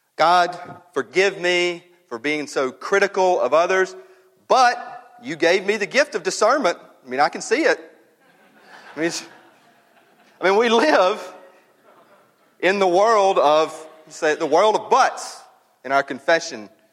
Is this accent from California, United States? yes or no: no; North Mississippi, United States; I grew up and up in North Mississippi